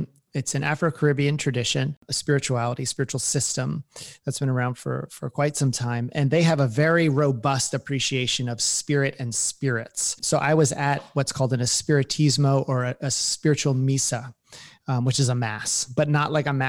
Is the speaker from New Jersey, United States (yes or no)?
yes; New Jersey, United States; I mean, I grew up in New Jersey.